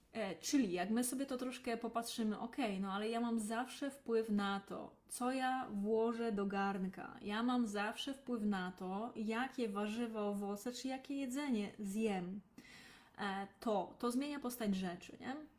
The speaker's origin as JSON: {"language": "Polish", "region": "Lesser Poland", "country": "Poland", "tie": "born or raised there", "said": "Ja pochodzę z rodziny rolniczej, z małej miejscowości w Małopolsce"}